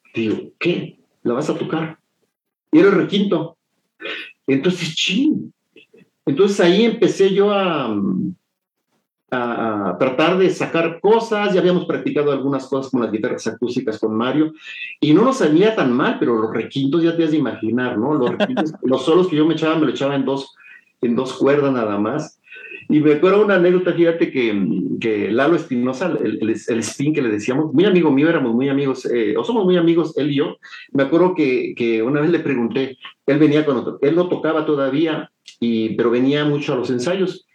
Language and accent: Spanish; San Juan del Río, Querétaro, Mexico; moved away as an adult; also born or lived in Mexico City (Coyoacán) / Acapulco, Guerrero / Chilpancingo, Guerrero; mi primera infancia y después em, mi familia se mudó a, a, San Juan del Río